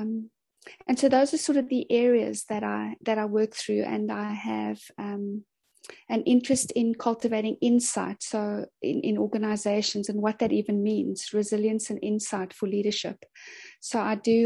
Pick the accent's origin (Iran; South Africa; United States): South Africa; Cape Town, Western Cape; I'm from Cape Town in Sea Point